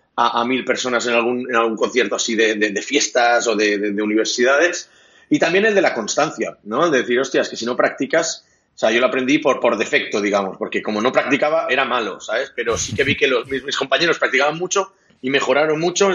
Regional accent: Catalonia, Spain; Spanish is a second language; also born or lived in Munich, Germany; yo soy catalán

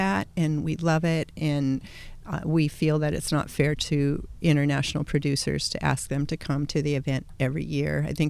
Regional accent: Mariposa, California, United States; also born or lived in San Luis Obispo, California; I grew up in Mariposa, California, around cowboys. And I had a great life and have lots of great friends there. And I moved to San Luis Obispo to go to college and didn't leave.

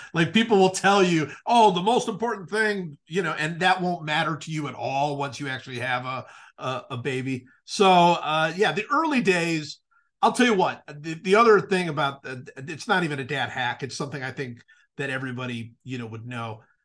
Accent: Cleveland, Ohio, United States; I certainly followed football a lot growing up in Cleveland.

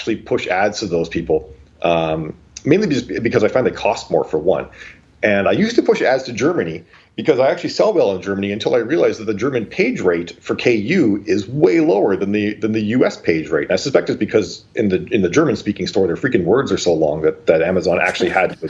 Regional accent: Canada; I'm from Canada

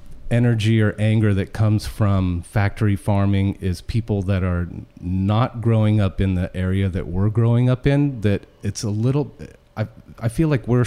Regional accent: Petaluma, California, United States; I grew up in Petaluma, so I was an East Side kid.

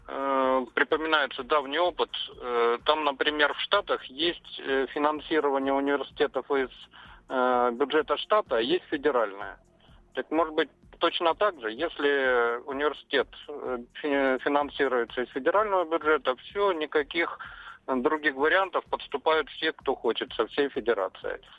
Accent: Moscow, Russia; я из Москвы

